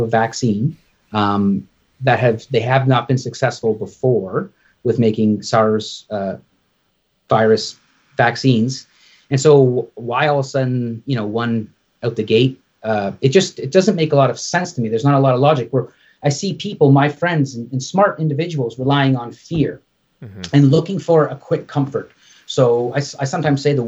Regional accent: Canada; I'm Canadian

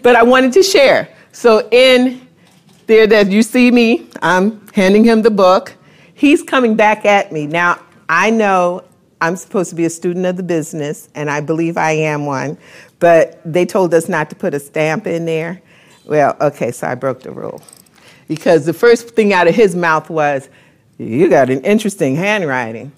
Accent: New York, United States; I'm from New York

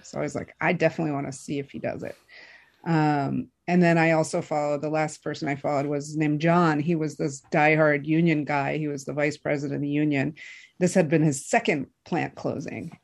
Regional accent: Michigan, United States; I'm from Michigan. I grew up in Michigan

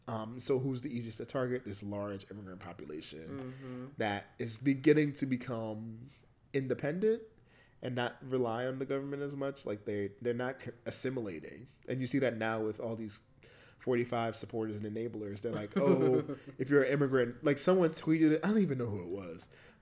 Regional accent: United States; also born or lived in Jamaica; I'm also personally against identifying as an American explicitly, although, mm-hmm, I was raised in America, because literally for most of my life I was sheltered in a Jamaican household.

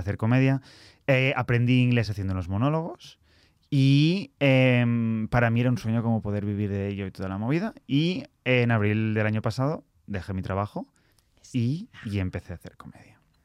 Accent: Barcelona, Catalonia, Spain; accent: Catalan; moved away as an adult; now in London, United Kingdom; nací en Barcelona eh, y hace seis años decidí mudarme a Londres

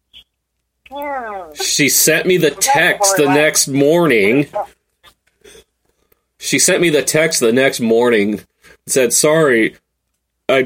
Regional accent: the Northwest, Pacific Northwest, United States; also born or lived in Vancouver, Washington; I'm from the Northwest

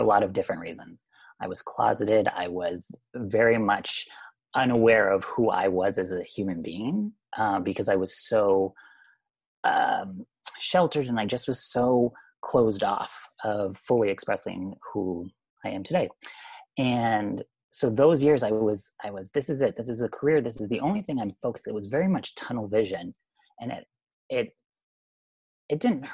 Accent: Vermont, United States; moved away as an adult; Small town Vermont. And born and raised 18 years.

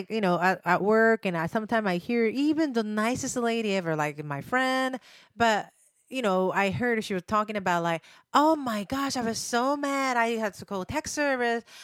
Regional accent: Japan; English is a second language; moved away

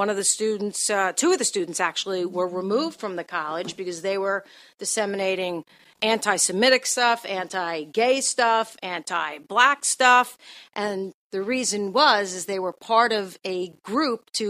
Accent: New York, United States; moved away as an adult; now in Cleveland, United States; I'm from New York

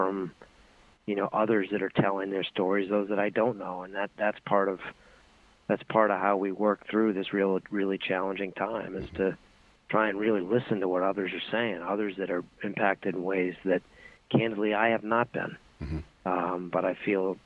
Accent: Boston, Massachusetts, United States; I grew up in Boston, Massachusetts

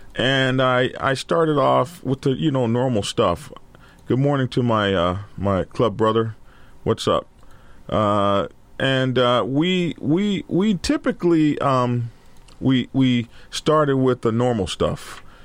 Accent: Lawton, Oklahoma, United States; I grew up in Lawton during Vietnam crisis

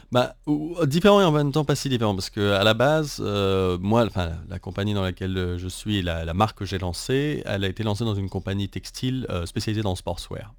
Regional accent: France; now in Taiwan; en tant que français

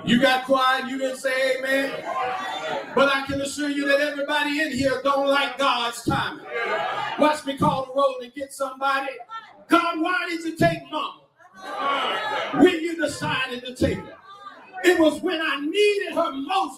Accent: Garland, Texas, United States; I come from East Garland

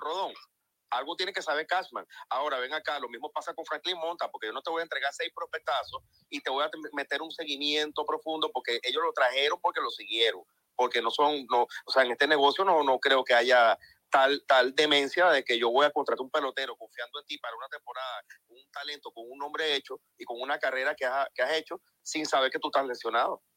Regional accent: Venezuela; yo soy venezolano

